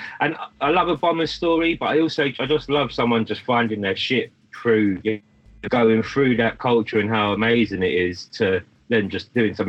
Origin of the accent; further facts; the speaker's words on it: London, United Kingdom; I was born in London. Growing up with my mum being Irish, there was this connection to Ireland